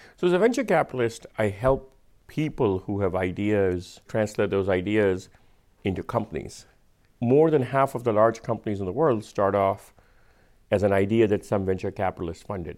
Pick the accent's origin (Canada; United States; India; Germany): India; accent: Indian; my Indian accent